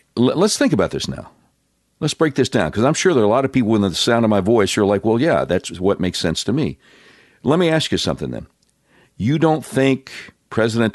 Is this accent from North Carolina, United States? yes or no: yes; Charlotte, North Carolina, United States; also born or lived in Panama City, Florida; now in Little Rock, United States; I grew up in Charlotte, North Carolina